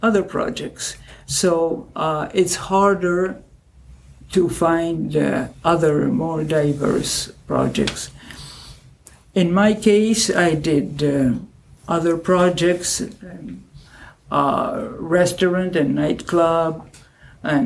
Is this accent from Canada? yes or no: no; Argentina; English is a second language; moved away as an adult; also born or lived in Belgium; now in United States; I was only 4 years old when I moved from Belgium to Argentina.